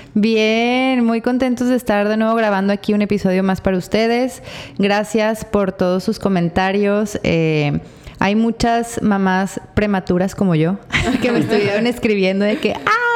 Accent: Torreón, Coahuila, Mexico; moved away; yo soy de Torreón

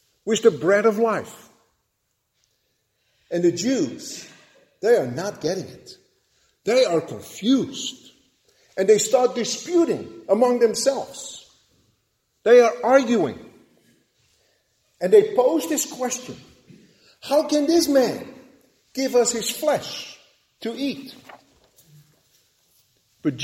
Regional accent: Netherlands; moved away; Growing up in Holland

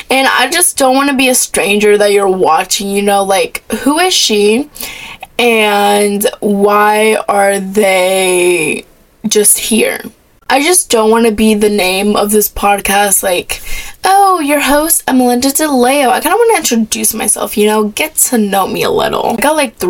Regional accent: Florida, United States; I was born in Florida. I've lived in Florida my whole entire life.

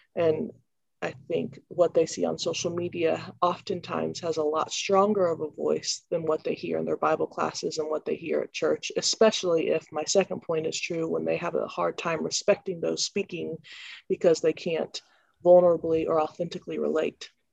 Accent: Columbia, Missouri, United States; I'm from Columbia, Missouri.

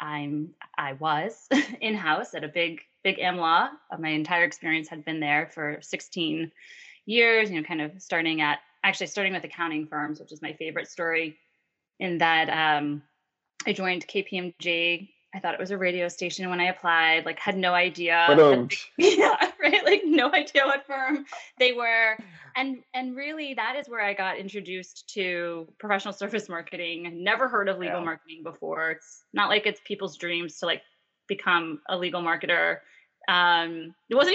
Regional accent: Long Island, New York, United States; accent: Long Island; my Long Island accent

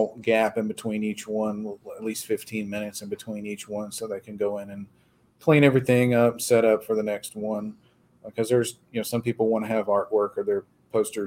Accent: Dayton, Texas, United States; I'm from Dayton. I grew up here and went to school here my whole life and still live here

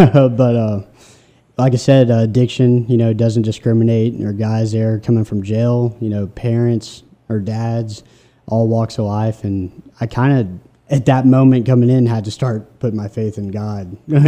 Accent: Memphis, Tennessee, United States; Well, I'm from the greater Memphis area. Yeah, I grew up and went to Briarcrest around Memphis. Collierville, Germantown is kind of the outskirts where I grew up.

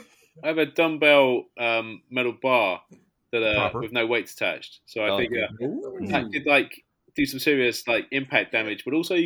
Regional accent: United Kingdom

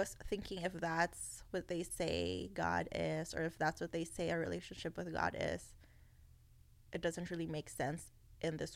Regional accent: Philippines; moved away; I was not born here. I was born and raised in the Philippines

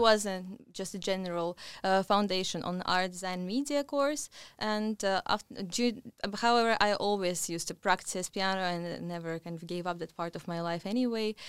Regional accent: Russia; moved away as an adult; now in London, United Kingdom; originally I come from Russia

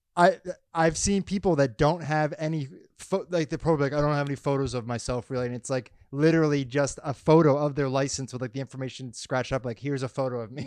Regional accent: Massachusetts, United States; I'm not from Florida, I'm from Massachusetts

